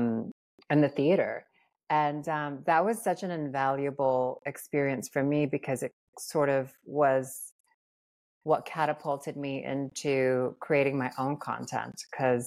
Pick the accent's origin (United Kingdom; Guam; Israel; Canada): Guam; moved away as an adult; also born or lived in Philippines; now in Los Angeles, United States; I grew up on Guam and I'm from the Philippines